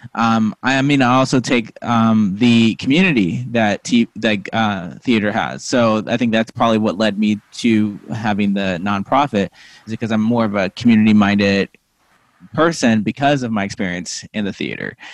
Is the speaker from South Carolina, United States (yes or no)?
no; Missouri, United States; moved away as an adult; also born or lived in Lincoln, Nebraska / New Hampshire; I was born in like you know, Lincoln, Nebraska, but I was raised mostly in Missouri